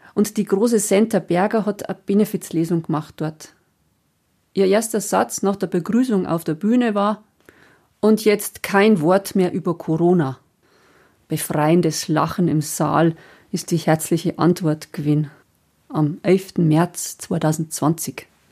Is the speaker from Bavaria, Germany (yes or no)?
yes; Passau area, Bavaria, Germany; moved away; wenn ich mich in meiner alten Heimat aufhalte